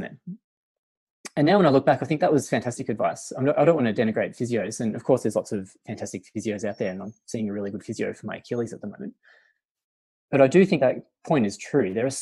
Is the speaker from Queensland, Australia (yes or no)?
no; Melbourne, Victoria, Australia; I went to St. Bernard's, which is a school in Essendon